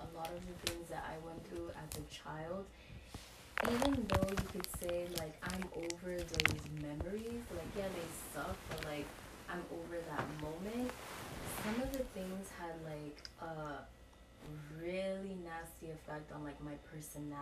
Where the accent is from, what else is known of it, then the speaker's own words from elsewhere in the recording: New York City, New York, United States; I grew up in the South Bronx